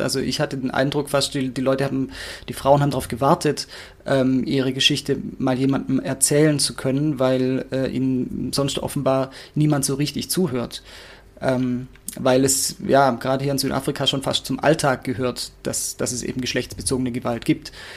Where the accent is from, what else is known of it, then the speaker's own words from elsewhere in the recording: near Stuttgart, Baden-Württemberg, Germany; moved away; ich komme aus der Nähe von Stuttgart ursprünglich